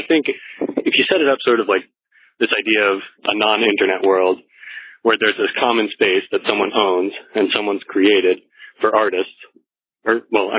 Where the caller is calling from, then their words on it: Senegal; I'm calling from Senegal, West Africa. I'm currently serving in the Peace Corps.